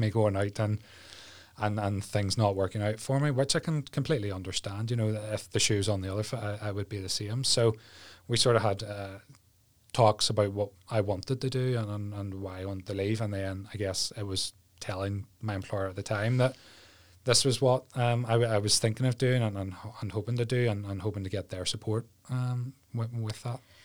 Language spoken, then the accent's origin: English; Ballyclare, Northern Ireland, United Kingdom; now in Mallusk, United Kingdom; I grew up in Ballyclare with mum, dad, older brother